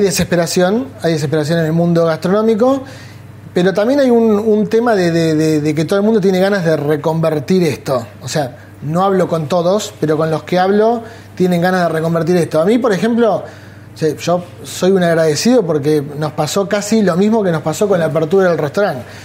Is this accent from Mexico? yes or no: no; Bahía Blanca, Buenos Aires Province, Argentina; moved away as an adult; yo soy de Bahía Blanca. Me vine acá a los 18 años.